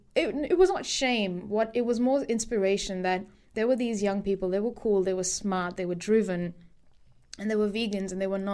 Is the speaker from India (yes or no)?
yes; India; I mean, luckily, I'm Indian, so in a lot of Indian home cooking is already very vegan.